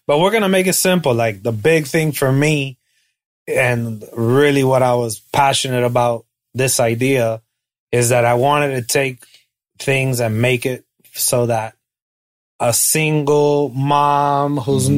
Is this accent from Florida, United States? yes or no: yes; Hialeah, Florida, United States; I'm from Miami. I'm a Chico from Hialeah